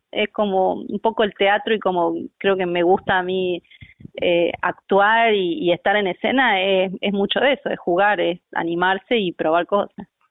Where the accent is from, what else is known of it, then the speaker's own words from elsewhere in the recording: Jujuy, Argentina; now in Córdoba, Argentina; actriz, eh, soy jujeña